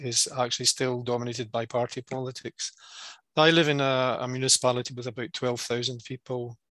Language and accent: English; Coatbridge, Scotland, United Kingdom; now in Malvik, Norway; I grew up in Coatbridge in Scotland.